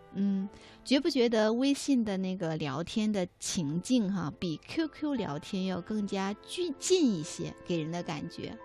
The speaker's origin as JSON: {"language": "Chinese", "country": "China", "said": "我们中国人"}